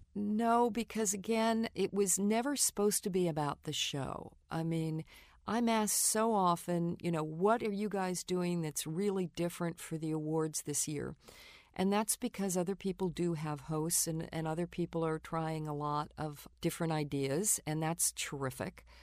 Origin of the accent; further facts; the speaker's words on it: New York, United States; I grew up in New York